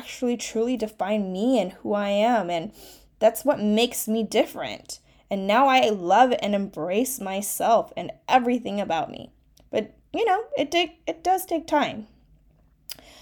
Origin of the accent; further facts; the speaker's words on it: United States; first language Mandarin Chinese; English is a second language; I'm a first-generation Chinese-American, where Chinese Mandarin was actually my first language that I spoke, and English my second